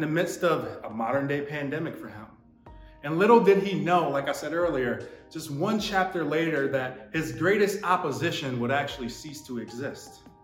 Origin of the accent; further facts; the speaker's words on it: Buffalo, New York, United States; I'm from Buffalo